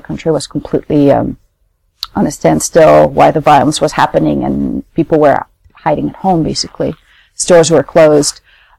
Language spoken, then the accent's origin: English; Paris, Île-de-France, France; moved away as an adult; also born or lived in Nairobi, Kenya; growing up in Europe, growing up in France, in Paris.